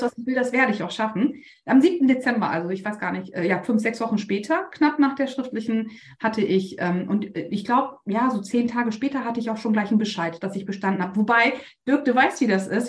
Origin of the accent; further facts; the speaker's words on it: Bremen, Germany; ich komme aus Bremen